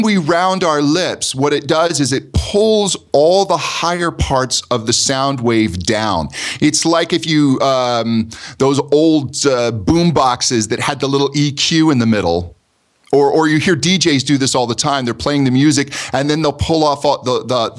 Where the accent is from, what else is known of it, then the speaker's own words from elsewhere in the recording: United States; accent: American; my American accent